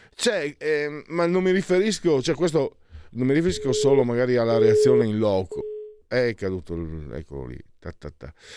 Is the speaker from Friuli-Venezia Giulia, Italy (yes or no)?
yes; San Vito al Tagliamento, Friuli-Venezia Giulia, Italy; io sono di San Vito il Tagliamento, Bassa Friulana